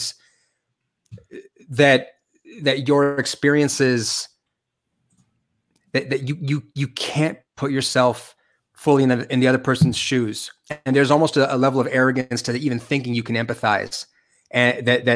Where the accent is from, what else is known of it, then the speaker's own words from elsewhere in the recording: Southern California, United States; moved away as an adult; also born or lived in Georgia / South Carolina / North Carolina / New York; I grew up in Southern California, and where I grew up, it was just a very, very diverse part of the United States